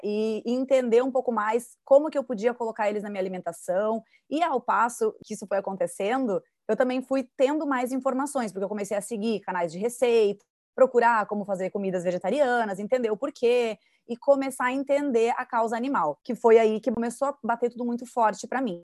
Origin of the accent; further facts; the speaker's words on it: Rio Grande do Sul, Brazil; now in Florianópolis, Brazil; eu sou gaúcha então, eu, eu sou né, original, natural do estado que mais consome carne